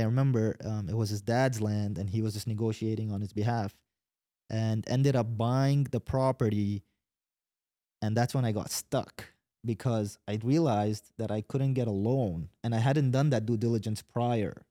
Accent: Dubai, United Arab Emirates; moved away as an adult; also born or lived in Yemen; now in Katy, United States; grew up in Dubai, so watched Dubai grow

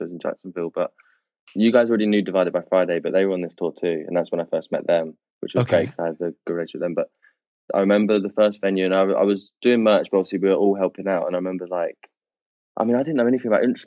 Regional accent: United Kingdom; as a British person

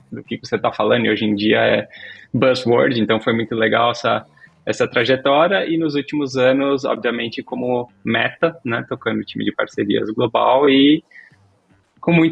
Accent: Laguna, Santa Catarina, Brazil; born there; accent: catarinense; also born or lived in Minas Gerais / São Paulo; 42 anos, uh, nascido em Laguna, Santa Catarina. Não tenho meu sotaque catarinense faz tempo, porque parte da minha trajetória foi de mudanças, então mudei muito, morei em Minas, São Paulo, you name it.

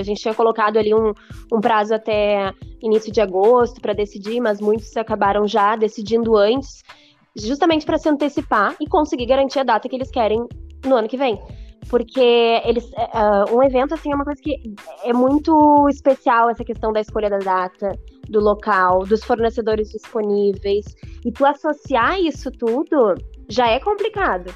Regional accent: Porto Alegre, Rio Grande do Sul, Brazil; eu sou de Porto Alegre, nasci criada e sempre vivi em Porto Alegre

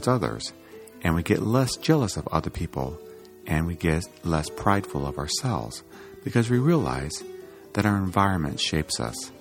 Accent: Iowa, United States; I grew up in Iowa

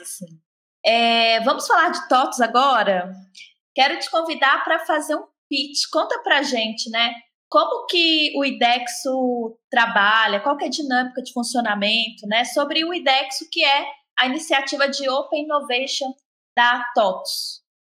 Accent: Minas Gerais, Brazil; accent: mineiro; sou eu com meu sotaque mineiro

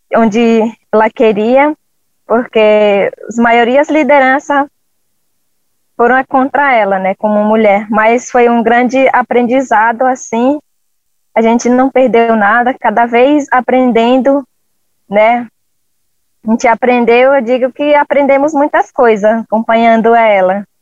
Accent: Jordão River, Acre, Brazil; sou do povo Runicuim, é, da aldeia Chico Curumi, fica no Rio Jordão, né, estado do Acre

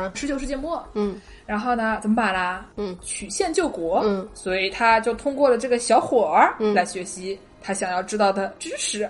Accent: China; now in United States; 我们中国人

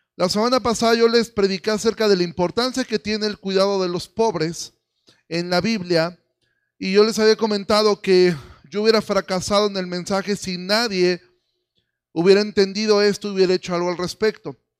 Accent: Mexico; nosotros como mexicanos

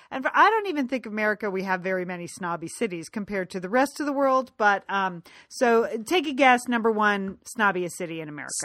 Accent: United States; moved away as an adult; now in Los Angeles, United States; we grew up right outside of New York

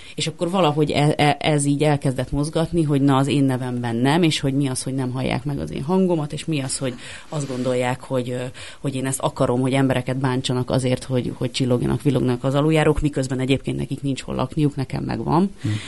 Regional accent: Budapest, Hungary; Pasaréten nőttem fel

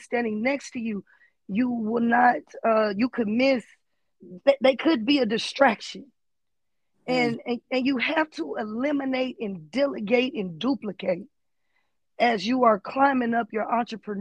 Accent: Los Angeles, California, United States; I'm from West LA. I grew up in the trenches

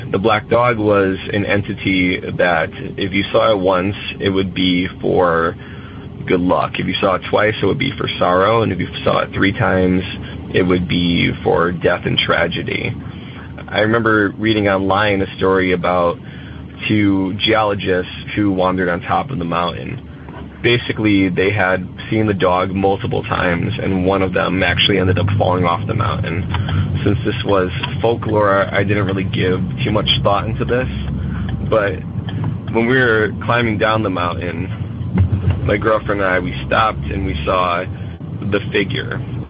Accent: Connecticut, United States; I'm from Connecticut

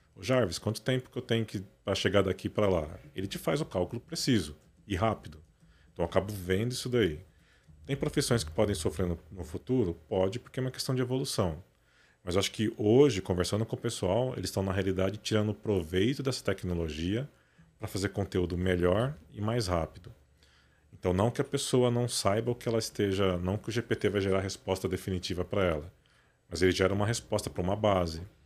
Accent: Matão, São Paulo, Brazil; moved away as an adult; Eu nasci em São Paulo, né? Nasci aqui no Cambuci, mas com 8, 9, 9 anos de idade, meu pai foi transferido para o interior para abrir a polícia lá em Matão

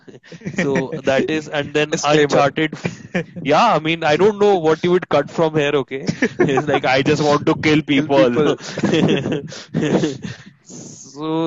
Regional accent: Delhi, India; I am being from Delhi and from a humble family

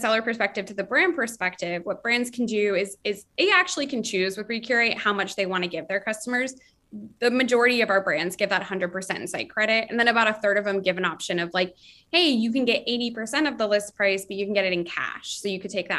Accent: Florida, United States; now in New York, United States; I was from Florida

